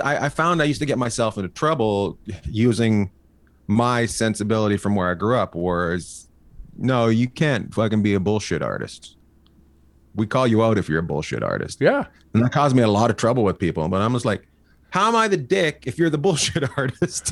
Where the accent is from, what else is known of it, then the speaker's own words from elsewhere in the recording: Canada; moved away as an adult; now in United States; I grew up in the middle of nowhere. I grew up near Alaska